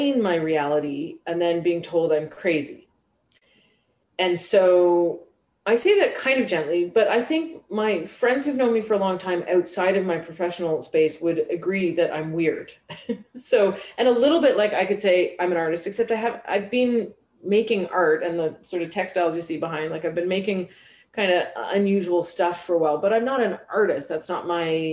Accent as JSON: {"language": "English", "country": "Canada", "accent": "Canadian", "said": "I'm speaking English with a Canadian accent"}